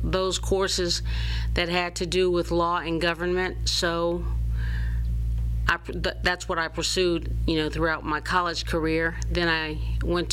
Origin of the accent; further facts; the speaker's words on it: Baton Rouge, Louisiana, United States; I am a native of Baton Rouge and a product of our public school system